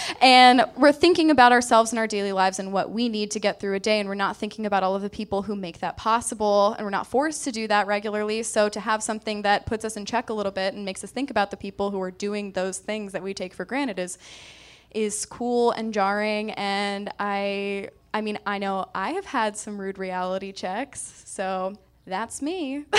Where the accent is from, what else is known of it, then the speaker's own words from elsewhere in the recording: Midwest, United States; I'm from the Midwest